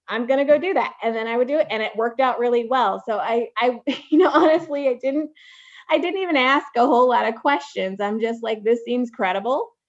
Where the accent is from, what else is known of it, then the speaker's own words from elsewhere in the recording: Waukegan, Illinois, United States; I'm from the suburbs of Chicago